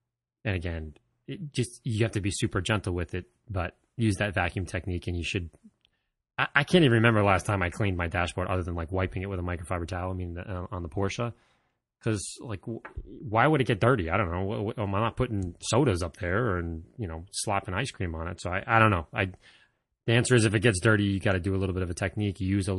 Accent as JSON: {"language": "English", "country": "Netherlands", "first_language": "Dutch", "second_language": "English", "said": "I am from the Netherlands and my original language is Dutch, not English."}